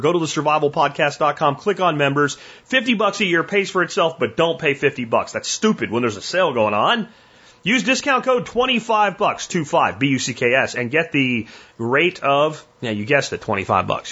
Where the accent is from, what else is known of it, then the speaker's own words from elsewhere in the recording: Jacksonville, Florida, United States; I grew up in Jacksonville, Florida